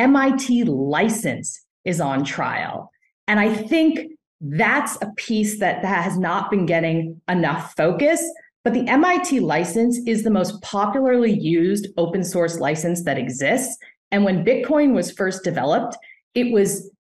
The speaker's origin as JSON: {"language": "English", "country": "United States", "said": "an American litigator"}